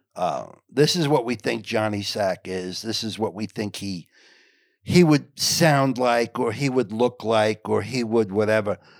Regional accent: Englewood, New Jersey, United States; I grew up in Englewood, New Jersey, which is Northern New Jersey

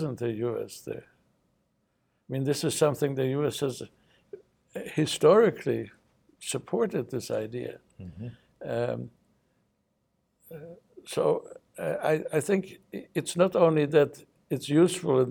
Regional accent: United States; as an American citizen

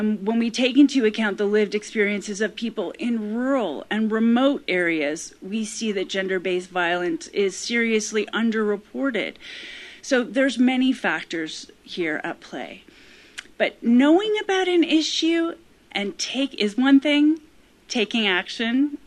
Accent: Calgary, Alberta, Canada; moved away as an adult; also born or lived in Ontario; I grew up in Calgary and went to University of Calgary, and I was here basically until I went to journalism school in Ontario.

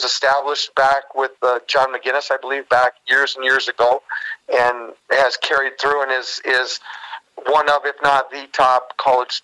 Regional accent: Sault Ste. Marie, Michigan, United States; I grew up in Sault Ste. Marie.

